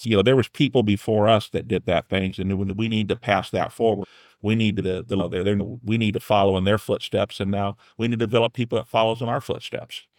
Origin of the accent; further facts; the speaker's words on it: New Haven, Indiana, United States; I grew up on Hartshell Road, right between twenty-four and, uh, thirty there in New Haven